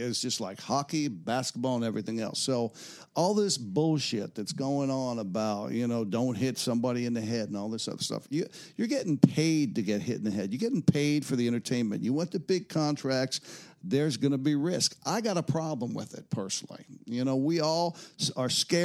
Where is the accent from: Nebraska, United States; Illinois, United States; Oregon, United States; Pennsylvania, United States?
Pennsylvania, United States; Pittsburgh; moved away; I started in Pittsburgh, my hometown, as a Philadelphia Eagle